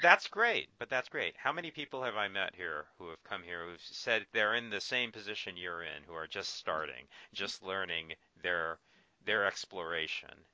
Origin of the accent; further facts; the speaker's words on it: Orange County, California, United States; also born or lived in Thousand Oaks; I grew up in Orange County, which is uh, you know Anaheim